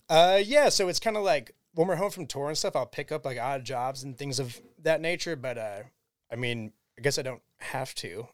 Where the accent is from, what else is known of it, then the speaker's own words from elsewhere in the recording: Cleveland, Ohio, United States; We'll tell them Cleveland, Ohio